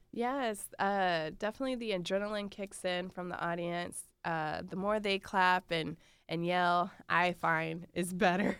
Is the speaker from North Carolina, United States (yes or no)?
yes; North Carolina, United States; moved away; I'm from North Carolina